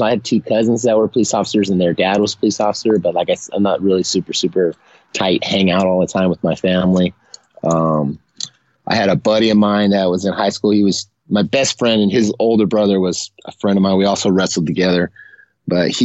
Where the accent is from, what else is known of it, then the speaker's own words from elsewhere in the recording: San Leandro, California, United States; I'm a East Bay Area boy. That's the San Francisco Bay Area. I was born in San Leandro, which is like in between Oakland and San Jose.